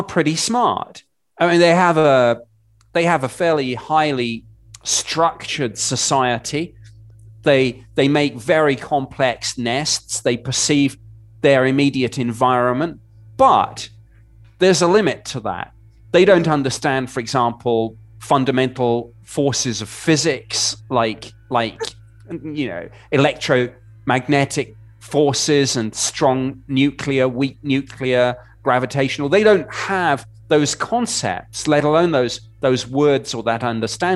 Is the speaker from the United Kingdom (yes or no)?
yes; United Kingdom; moved away as an adult; now in United States; I'm obviously a Brit who's lived in the US since 2012